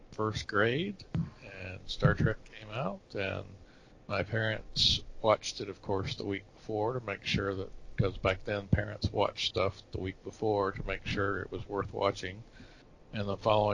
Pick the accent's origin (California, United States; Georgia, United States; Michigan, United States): Georgia, United States; Atlanta; I grew up in Atlanta, in metro Atlanta.